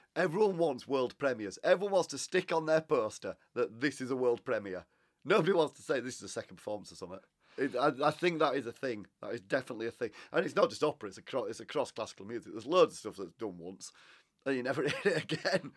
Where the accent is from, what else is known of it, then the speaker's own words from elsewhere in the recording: Huddersfield, Yorkshire and the Humber, United Kingdom; I'm from Huddersfield. I used to sing in Huddersfield Choral Society